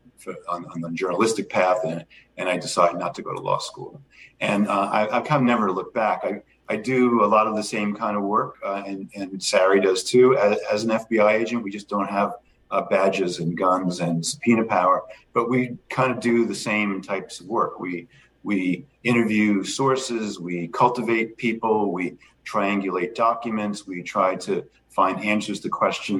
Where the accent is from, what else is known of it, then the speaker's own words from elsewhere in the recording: Levittown, New York, United States; moved away; I grew up in a town called Levittown on Long Island